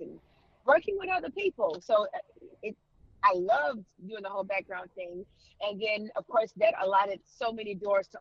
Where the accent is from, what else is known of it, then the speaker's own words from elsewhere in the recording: Houston, Texas, United States; moved away as an adult; born and raised in Houston, Texas